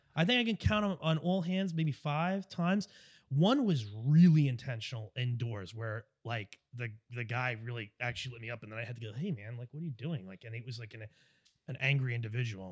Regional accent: Long Island, New York, United States; I'm from New York, from Long Island

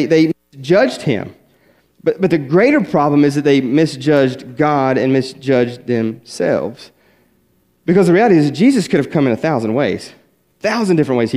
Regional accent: West Virginia, United States; I grew up in West Virginia, small little country church

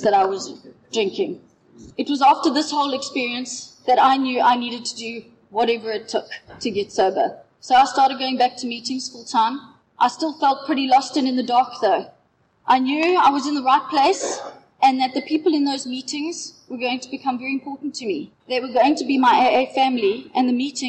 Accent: Knysna, Western Cape, South Africa; I'm from Yellowwood in Knysna.

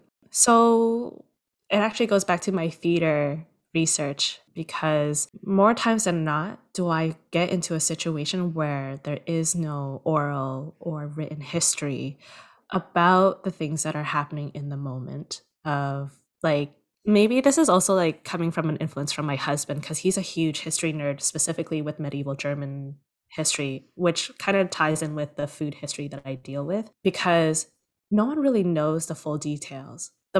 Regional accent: Toronto, Ontario, Canada; I am originally born and raised in Toronto

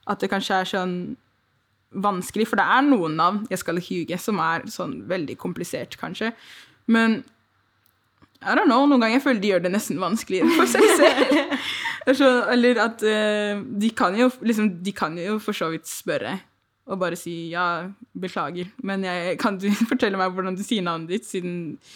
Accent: Nigeria; Eller jeg er fra Nigeria, så jeg er for norsk til å være nigeriansk, men jeg er for Nigerian, I guess, til å være nordmann.

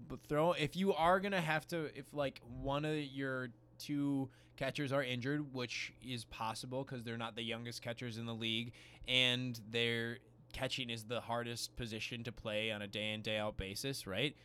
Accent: Chicago, Illinois, United States; As a true Chicagoan

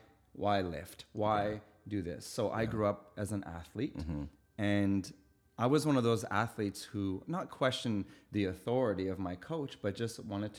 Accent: Winnipeg, Manitoba, Canada; We lived in a biker clubhouse growing up in Winnipeg, Manitoba.

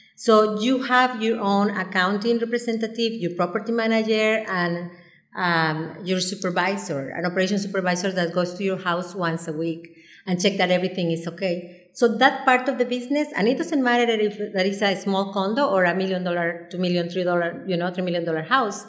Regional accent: Mexico City, Mexico; moved away as an adult; now in Cabo San Lucas, Mexico; I am from Mexico City. I was born and raised in Mexico City. So I arrived here when I was 22 years old

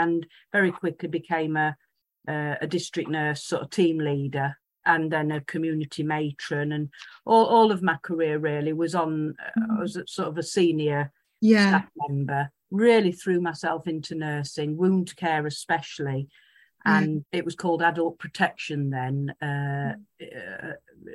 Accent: Derbyshire, East Midlands, United Kingdom; also born or lived in Kent; now in Mansfield, United Kingdom; I was born in Derbyshire, which is actually where I'm back at now as well, after a long twisted journey.

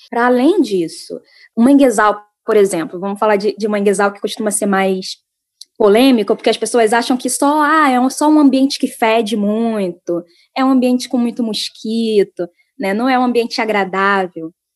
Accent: São Gonçalo, Rio de Janeiro, Brazil; São Gonçalo, de onde eu sou

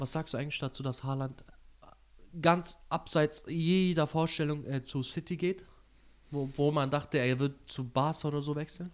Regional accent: Turkey; als Türke

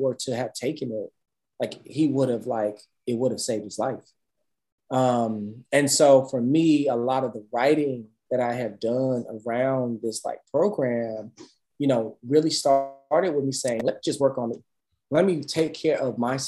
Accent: Dallas, Texas, United States; growing up in Dallas

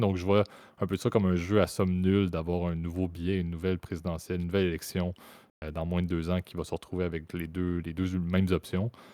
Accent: Canada; en tant que Canadien que je suis

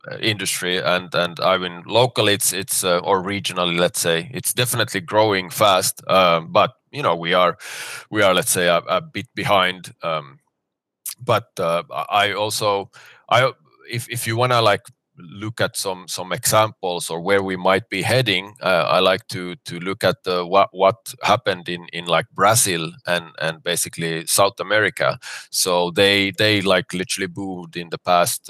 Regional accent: Finland; moved away as an adult; now in Dubai, United Arab Emirates; I'm originally from Finland, but I've been now in Dubai for ten years

